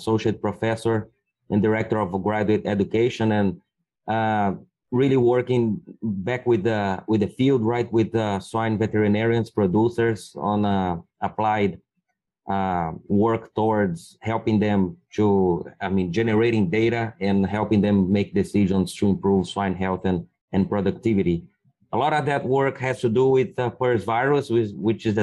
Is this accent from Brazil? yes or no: yes; Brazil; moved away as an adult; also born or lived in Minnesota, United States; now in Iowa, United States; I'm originally from Brazil.